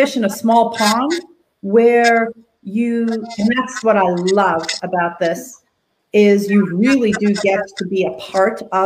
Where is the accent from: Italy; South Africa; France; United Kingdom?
South Africa; also born or lived in Toronto, Canada; now in Collingwood, Canada; I grew up in South Africa